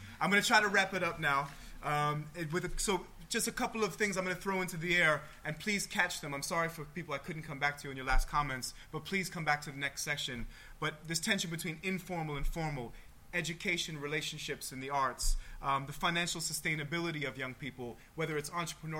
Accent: United States; As an American, I'd like to challenge that idea.

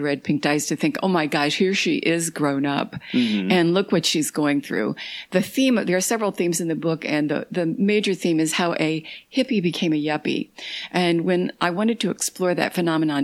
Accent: Northern Kentucky, United States; I'm from Northern Kentucky

